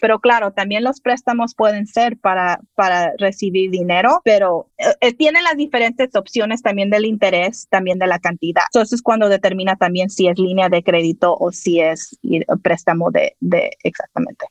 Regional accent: California, United States; yo nací aquí, pero soy de padres mexicanos

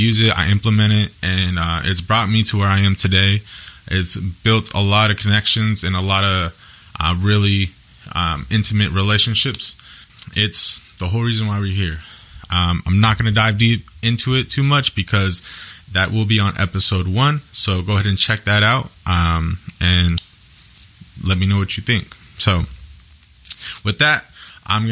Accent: Yakima, Washington, United States; I'm born and raised in Yakima, Washington

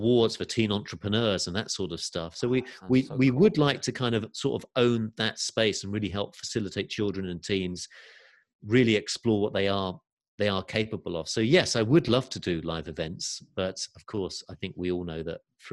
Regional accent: England, United Kingdom; moved away; also born or lived in California; I've got family over here in the UK and, you know, obviously getting a little bit older and mum and nieces and nephews I wasn't seeing as much. And I also went through a divorce this year. So that was another reason to think, okay, you know, maybe I'll re-explore coming back to England.

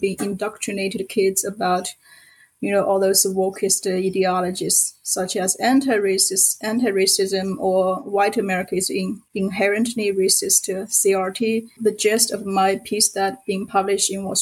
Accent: Sichuan, China; first language Sichuan dialect; English is a second language; moved away as an adult; also born or lived in United States; my mother tongue is not a Mandarin. So because I'm from Sichuan province and we have our own dialect

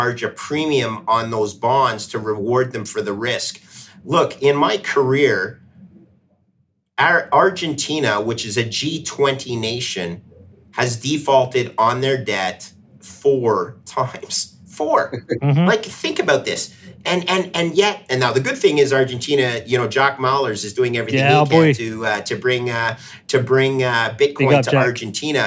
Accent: Canada; my home country of Canada

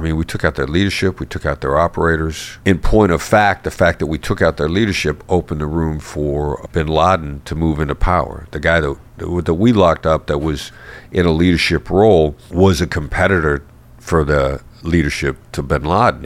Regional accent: Iowa, United States; I grew up in Iowa, small town Iowa boy

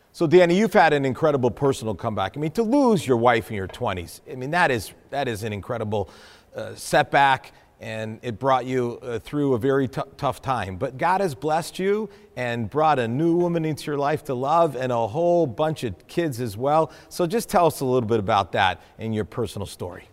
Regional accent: New England, United States; I'm from New England

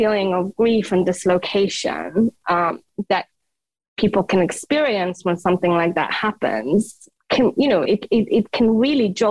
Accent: Afghanistan; English is a second language; moved away; also born or lived in United Kingdom; I was born in Afghanistan

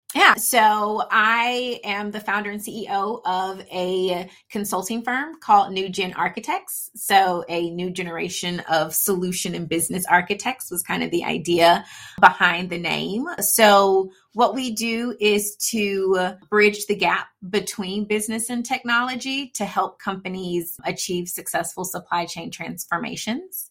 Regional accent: Atlanta, Georgia, United States; first language English; I grew up for the most part in Atlanta

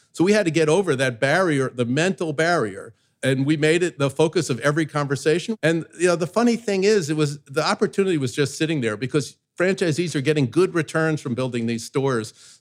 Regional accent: New York, United States; I grew up in New York where everybody's their authentic self

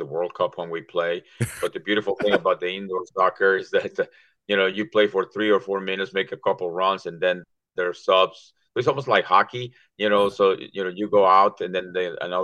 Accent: Mexico; English is a second language; moved away as an adult; also born or lived in Maryland; now in Perrysburg, United States; I grew up in Mexico. My first, 19 years of my life was in between Mexico City and Querétaro

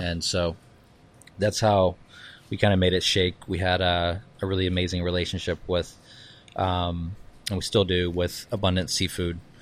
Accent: Charleston, South Carolina, United States; moved away; also born or lived in New York / San Francisco; I was born in Charleston

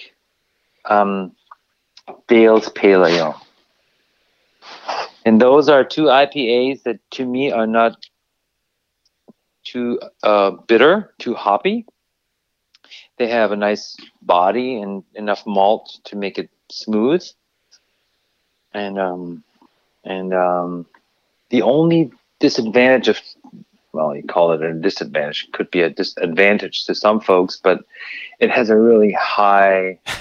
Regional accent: Bavaria, Germany; moved away; I'm from Bavaria

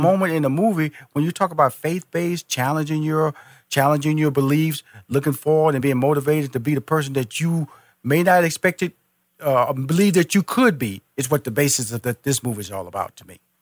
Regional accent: Houston, Texas, United States; now in Atlanta, United States; I was born and raised in Houston. Yep. I'm now based in Atlanta, Georgia

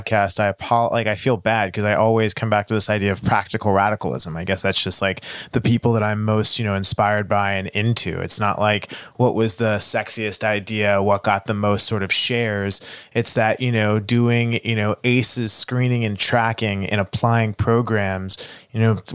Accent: Texas, United States; growing up in Texas

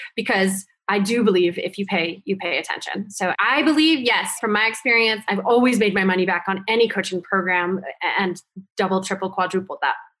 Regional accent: Vermont, United States; moved away as an adult; also born or lived in New Jersey; I went back to my hometown, which was really, really small town in Vermont, where the cows outnumber the people

